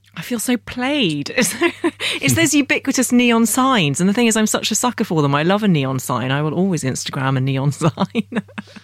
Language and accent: English; London, United Kingdom; I am properly British and I feel like a real Londoner